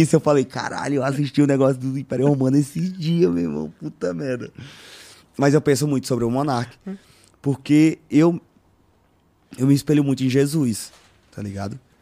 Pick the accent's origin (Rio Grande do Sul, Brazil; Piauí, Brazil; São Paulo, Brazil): Piauí, Brazil; É nascer onde eu nasci